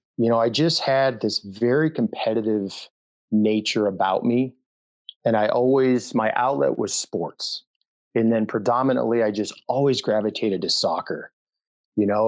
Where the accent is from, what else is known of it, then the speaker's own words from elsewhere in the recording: Denver, Colorado, United States; moved away as an adult; also born or lived in Fort Campbell, Kentucky; I was born and raised in Denver, Colorado, Mile High City, loved it there